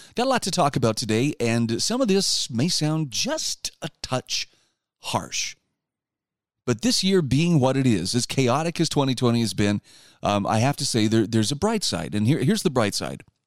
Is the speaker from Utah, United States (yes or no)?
yes; Utah, United States; my home state of Utah